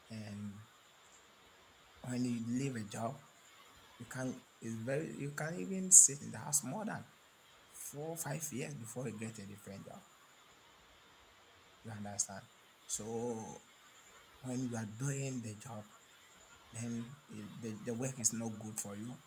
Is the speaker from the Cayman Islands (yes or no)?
no; Ghana; I'm speaking from Africa, Ghana.